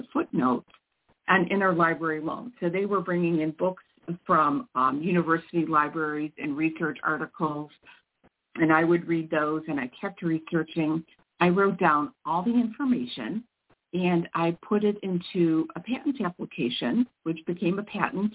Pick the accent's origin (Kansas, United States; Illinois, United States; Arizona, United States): Illinois, United States; Mount Prospect; also born or lived in northwest suburbs of Chicago; I'm not terribly far from where I grew up in Mount Prospect, Illinois